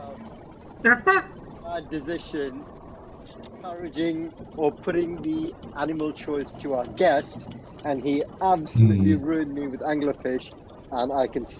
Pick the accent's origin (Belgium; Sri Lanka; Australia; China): Sri Lanka; moved away; I grew up in Sri Lanka